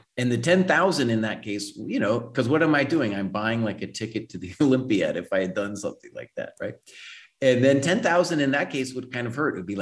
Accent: United States

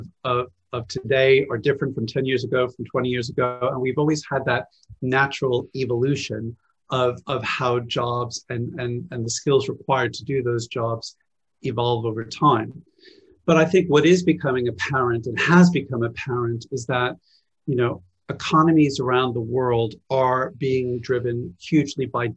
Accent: Phoenix, Arizona, United States; moved away as an adult; now in London, United Kingdom; I was born in the US. I grew up in Phoenix, Arizona

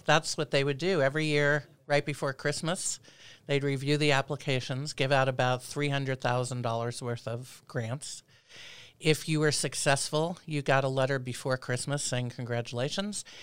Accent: New York City, New York, United States; moved away as an adult; also born or lived in Philadelphia / Berkeley, California; now in Anchorage, United States; I'm originally from Brooklyn, New York

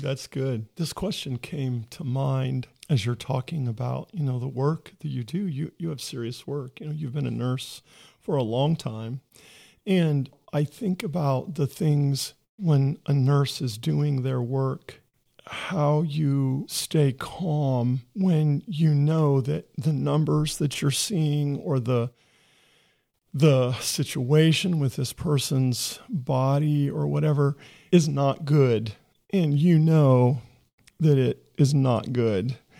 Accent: Ohio, United States; I'm from Ohio

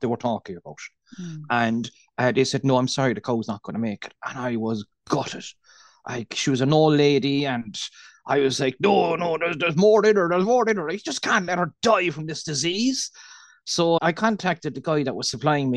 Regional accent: Cork, Munster, Ireland; accent: Irish, Cork; I'm from Cork, the south of Ireland. And as you said, with the Irish accent, Cork in particular, we speak very fast

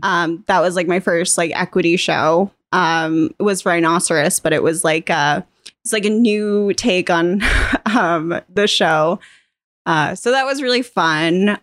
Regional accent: Otisfield, Maine, United States; also born or lived in Boston, United States / London, United Kingdom; I grew up here in the Oxford Hills.

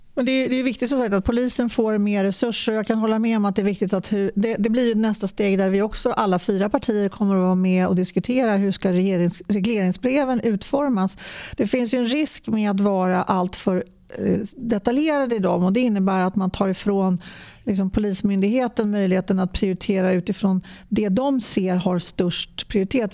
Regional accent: Stockholm County, Sweden; kommer från Stockholms län

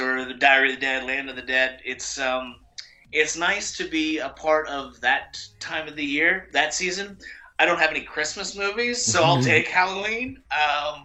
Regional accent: Canada; I'm Canadian

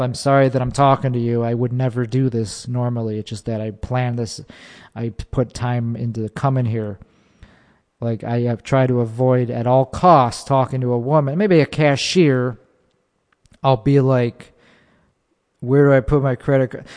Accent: Chicago, Illinois, United States; I'm from Chicago.

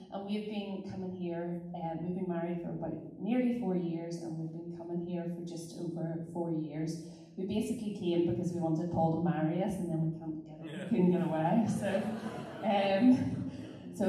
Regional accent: Glengormley, Northern Ireland, United Kingdom; also born or lived in Carnlough / Carrickfergus / Coleraine; I am originally from Glengormley, stroke Carnlough, so a bit of a blow into Carrick. Former pupil of Ballycare High

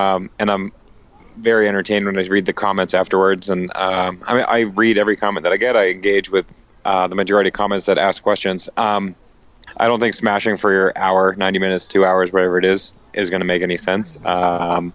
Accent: New England, United States; I'm from New England

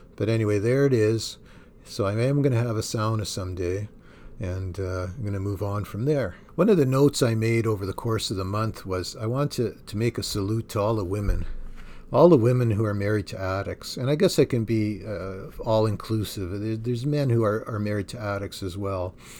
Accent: Thunder Bay, Ontario, Canada; moved away; I grew up in Thunder Bay, Ontario

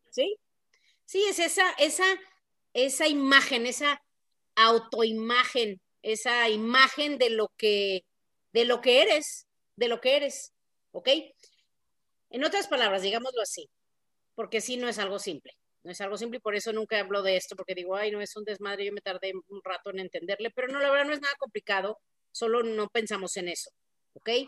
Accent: Mexico; Pues yo soy mujer, soy mexicana, soy hija de tal y cual, me tal cosa, eh, soy católica, soy así, ¿no?

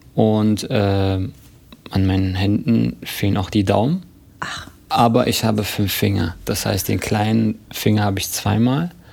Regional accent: Berlin, Germany; Und ich bin hier in Berlin geboren

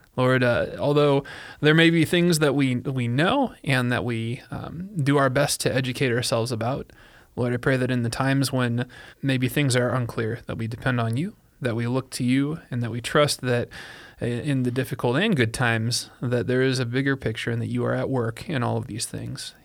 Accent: Illinois, United States; moved away; I'm from Illinois

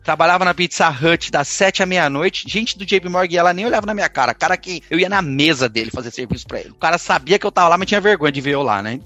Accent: Diadema, São Paulo, Brazil; moved away as an adult; also born or lived in São Caetano do Sul / Santo André; now in New York, United States; eu nasci em São Caetano, meu pai é, é engenheiro projetista, minha mãe era do lar, eu tive uma vida muito complicada em Diadema, fui criado criado na, na favela

